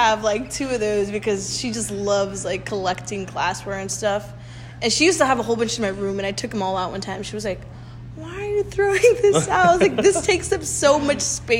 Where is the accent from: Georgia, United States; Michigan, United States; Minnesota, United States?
Georgia, United States; Lawrenceville; I was born in Gwinnett County.